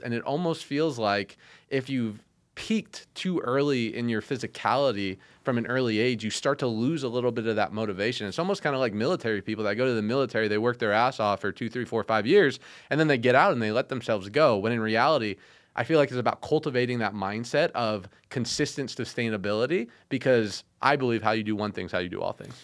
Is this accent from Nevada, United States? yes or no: yes; Las Vegas, Nevada, United States; living in Vegas, growing up in Vegas